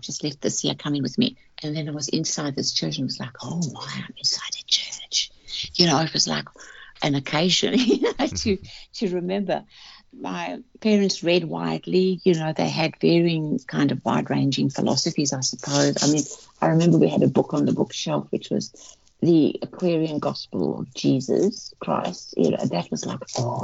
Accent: South Africa; I grew up in South Africa back in the 50s, 60s

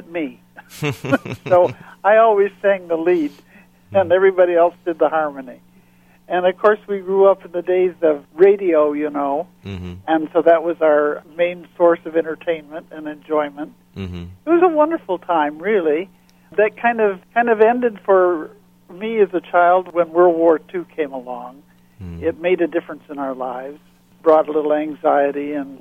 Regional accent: Battle Creek, Michigan, United States; moved away as an adult; now in Fort Lauderdale, United States; Well, I grew up in Michigan, in the southern part, in Battle Creek

